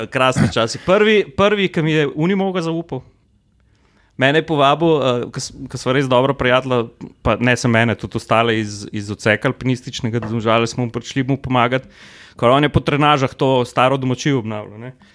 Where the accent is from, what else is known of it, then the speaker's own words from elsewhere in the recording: Slovenia; Slovenci smo nagnjeni k temu, da vse, kar zgradimo, zgradimo kar oreng